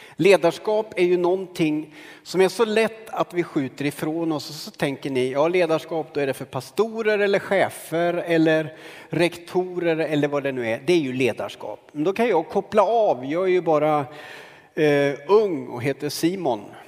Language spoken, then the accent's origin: Swedish; Karlskoga, Örebro County, Sweden; När jag växte upp i Karlskoga